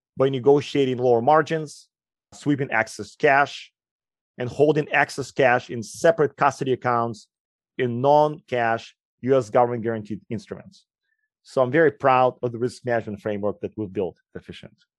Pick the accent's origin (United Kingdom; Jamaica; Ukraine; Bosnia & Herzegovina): Ukraine; English is a second language; moved away; also born or lived in Moscow; As you will quickly notice, I have an accent. I grew up in Ukraine